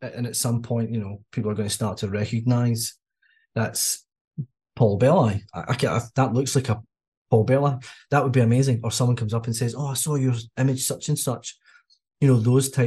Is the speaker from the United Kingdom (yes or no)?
yes; Largs, Scotland, United Kingdom; moved away as an adult; also born or lived in Milton Keynes; now in New Zealand; I love my hometown. I'm from a place called Largs, which is just on the west coast of Scotland, little seaside town.